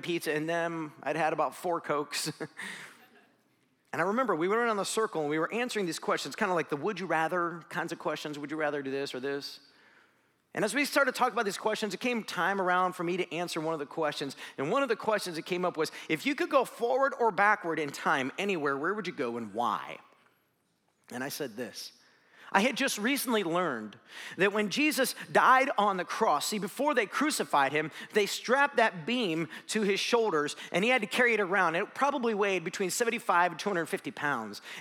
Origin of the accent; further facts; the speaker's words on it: Tallmadge, Ohio, United States; I grew up in Talmadge, Ohio